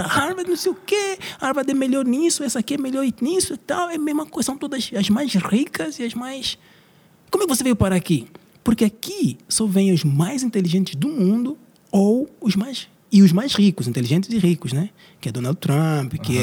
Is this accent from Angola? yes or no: yes; Angola; moved away as an adult; also born or lived in Brazil; vim do Brasil, mas eu sou originalmente de Angola